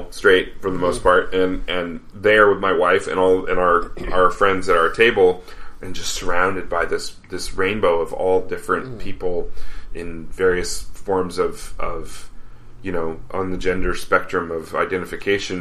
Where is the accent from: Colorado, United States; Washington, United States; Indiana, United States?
Colorado, United States; Denver; I grew up in Denver